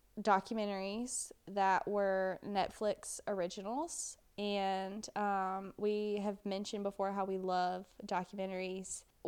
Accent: United States; as an American, I feel like we should all be familiar with.

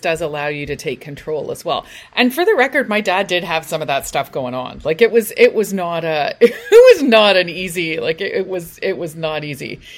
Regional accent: United Kingdom; we're British

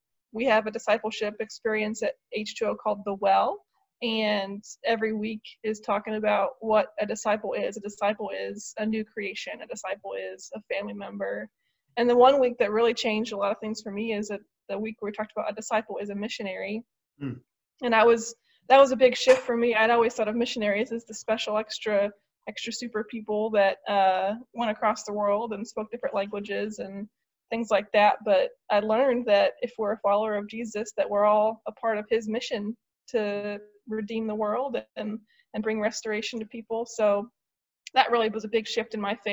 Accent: Marysville, Ohio, United States; moved away as an adult; also born or lived in Dayton, Ohio; now in Kent, United States; I was born in Dayton, but I grew up in Marysville, graduated from Marysville High School

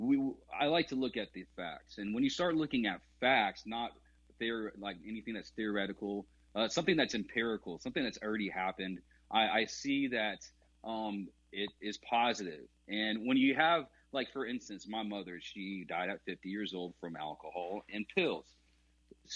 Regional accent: California, United States; I grew up in California

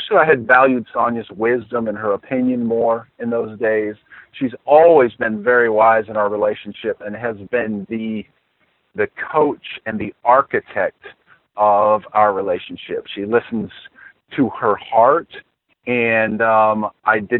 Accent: Saginaw, Michigan, United States; I was born in Saginaw, Michigan

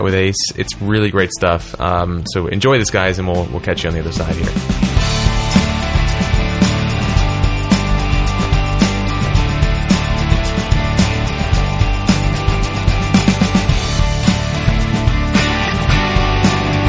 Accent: Philadelphia, Pennsylvania, United States; moved away; I'm from Philly

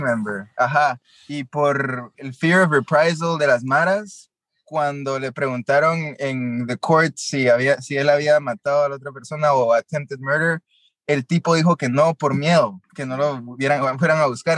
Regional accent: Guatemala; moved away as an adult; also born or lived in Los Angeles; yo nací y crecí en Guatemala

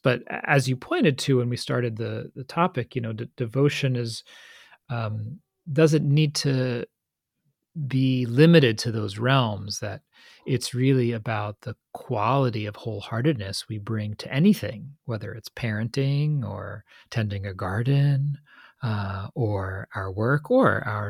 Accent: Northeast, United States; we grew up in the Northeast, in the U.S., in this very similar sea of unspoken values and pressures

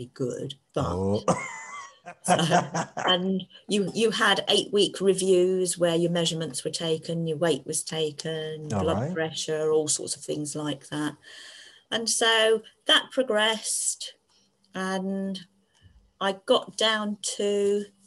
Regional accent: Devon, South West England, United Kingdom; I was born in Devon

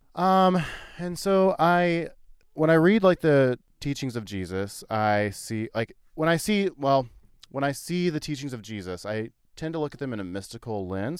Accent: Missouri, United States; growing up in Missouri

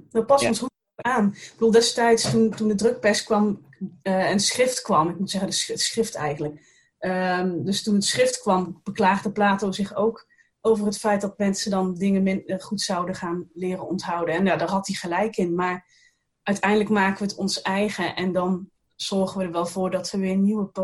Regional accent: Roosendaal, North Brabant, Netherlands; also born or lived in Tilburg / Den Bosch; Ja, ik ben een Brabantse. Ik ben geboren in Roosendaal, vlakbij de grens met België. En ehm, daar heb ik eh, heel lang gewoond, tot tijdens mijn studie.

